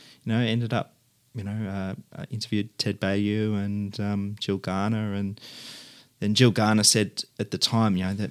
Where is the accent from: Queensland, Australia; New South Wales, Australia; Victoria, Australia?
Victoria, Australia; Mulgrave; Well, it would have to be the suburban home that I grew up in Mulgrave, which was a quite a beautiful double brick suburban house with high cathedral ceilings and mission brown rafters and appointments, I guess.